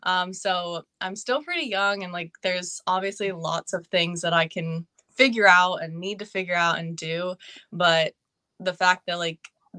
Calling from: Pennsylvania, United States; I am from Pennsylvania.

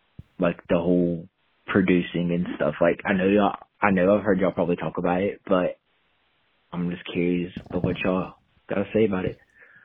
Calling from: Kingsport, Tennessee, United States; I'm calling from Kingsport, Tennessee.

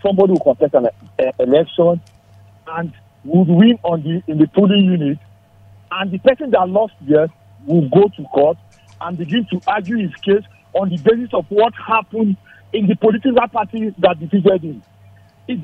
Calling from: Nigeria; Yeah, …. I'm calling you from Shaka.

